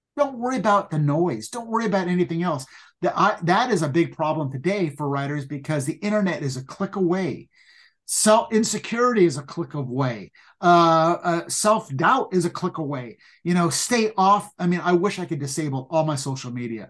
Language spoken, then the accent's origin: English; Pasadena, California, United States; growing up in Pasadena